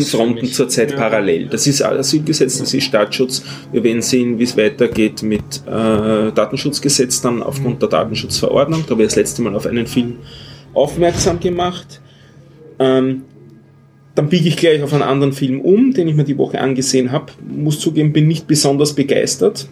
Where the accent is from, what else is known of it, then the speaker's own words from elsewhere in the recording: Austria; wo unsere Innenministerin äh, wieder zitiert worden ist